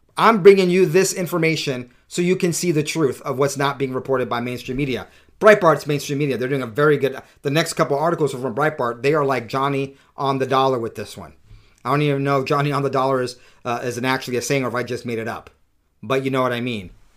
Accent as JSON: {"language": "English", "area": "San Diego County", "region": "California", "country": "United States", "tie": "born or raised there", "moved": "yes", "said": "San Diego County, which I consider to be my hometown"}